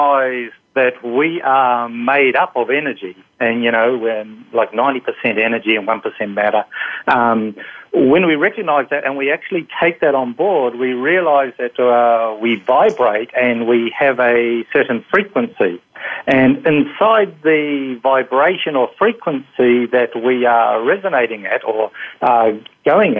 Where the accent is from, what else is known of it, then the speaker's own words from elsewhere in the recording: New Zealand; moved away; originally I'm from New Zealand